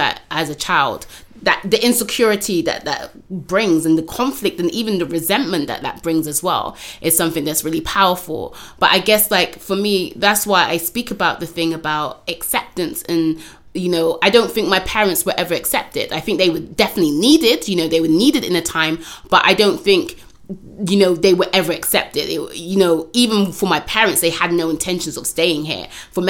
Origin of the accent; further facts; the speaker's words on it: Bristol, South West England, United Kingdom; now in London, United Kingdom; Growing up in Bristol, I was very, very much aware of that. And also, you know, just as a young person, you know, young person of Afro-Caribbean descent